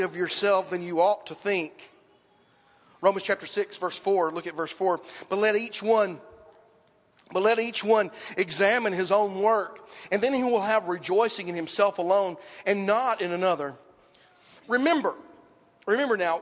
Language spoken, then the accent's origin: English; Dixon, United States; where I grew up in Dixon